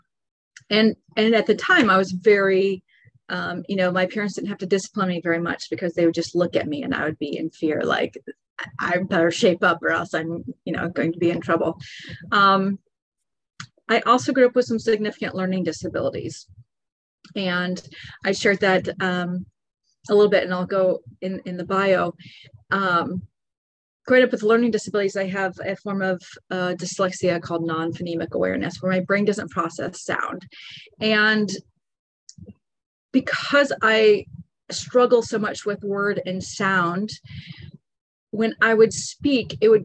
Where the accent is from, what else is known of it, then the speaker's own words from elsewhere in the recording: Lawrence, Kansas, United States; moved away as an adult; also born or lived in Bradenton, Florida; now in Florida, United States; I grew up in Kansas and had incredible, incredible parents